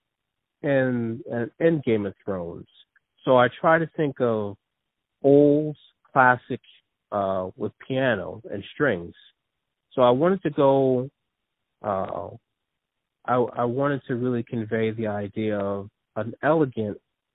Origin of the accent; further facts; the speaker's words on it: New Jersey, United States; also born or lived in Philadelphia area; I was born in New Jersey, and I've been raised in New Jersey, but most of my family is from Philadelphia.